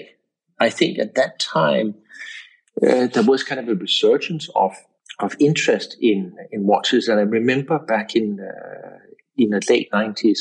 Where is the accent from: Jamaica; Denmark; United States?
Denmark; moved away as an adult; also born or lived in England; now in Portugal; I grew up in Denmark